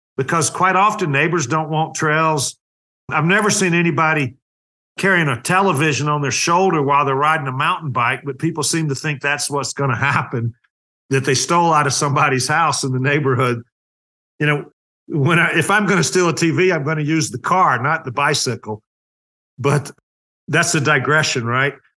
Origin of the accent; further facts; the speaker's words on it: North Carolina, United States; moved away; I was raised in North Carolina in a mill town outside of Charlotte